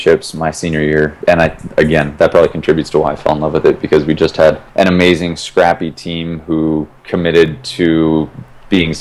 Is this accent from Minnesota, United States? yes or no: yes; Minnesota, United States; moved away; also born or lived in Gunnison, Colorado; I grew up in Minnesota